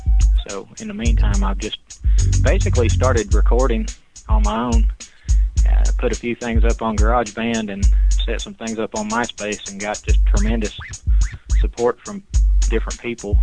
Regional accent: Chattanooga, Tennessee, United States; I'm 40, and I'm from Chattanooga, Tennessee.

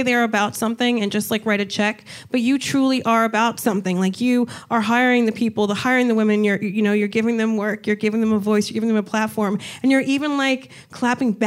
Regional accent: New Jersey, United States; I'm from Jersey

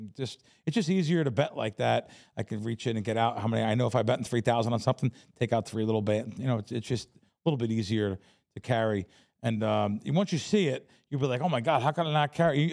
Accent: Jersey Shore, New Jersey, United States; also born or lived in The Bronx, New York; I grew up on the Jersey Shore

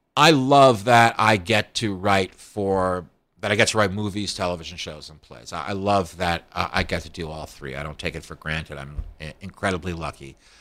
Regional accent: Scarsdale, New York, United States; I came from a place, Scarsdale, New York

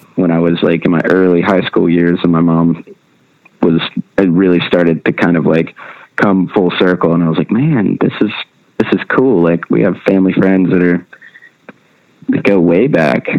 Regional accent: Nashville, Tennessee, United States; I was born and raised in Nashville, um, which is pretty rare nowadays.

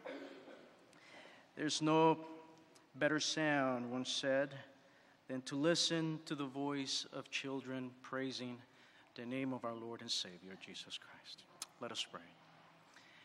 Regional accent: New York City, New York, United States; moved away; growing up in New York City

